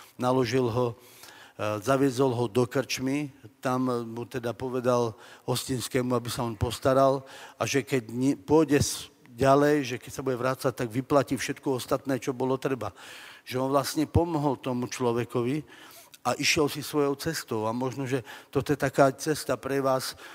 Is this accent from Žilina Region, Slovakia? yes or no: yes; Orava, Žilina Region, Slovakia; Pochádzam z Oravy